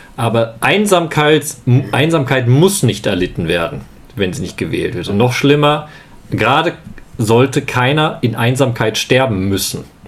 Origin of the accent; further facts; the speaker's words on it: Leopoldshöhe, North Rhine-Westphalia, Germany; moved away; in meiner alten Gemeinde in Leopoldshöhe, wo ich herkomme, im Lipperland